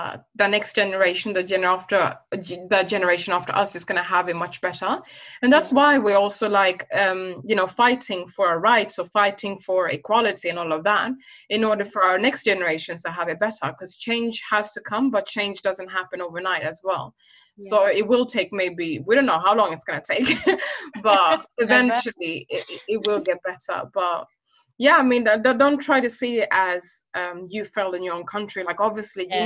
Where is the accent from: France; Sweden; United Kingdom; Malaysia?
Sweden; I'm originally from Uganda, but I was born and raised in Sweden